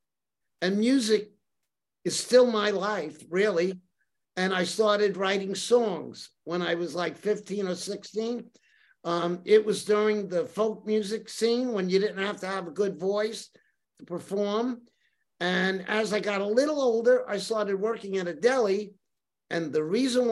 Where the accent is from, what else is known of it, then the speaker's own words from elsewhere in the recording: New York City, New York, United States; now in Carmel, United States; I grew up in Brooklyn